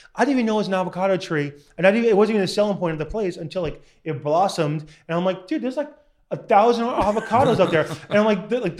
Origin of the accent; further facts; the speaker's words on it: Long Island, New York, United States; moved away as an adult; now in Southern California, United States; growing up in Long Island, shit town